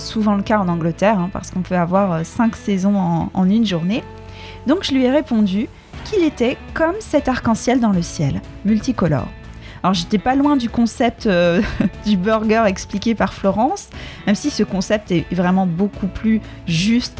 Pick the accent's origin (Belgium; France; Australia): France; also born or lived in England; now in United Kingdom; je suis française. On parle français à la maison, mes parents sont portugais